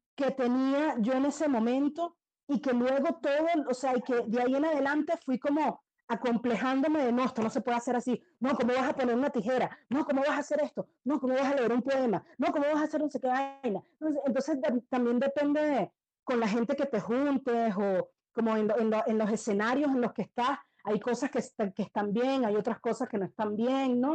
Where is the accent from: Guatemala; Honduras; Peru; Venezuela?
Venezuela; siendo yo venezolana